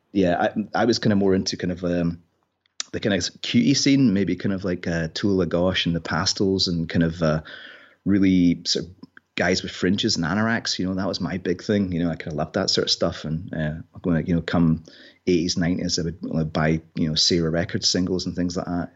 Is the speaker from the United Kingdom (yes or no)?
yes; Inverness, Scotland, United Kingdom; also born or lived in Glasgow; grew up in Inverness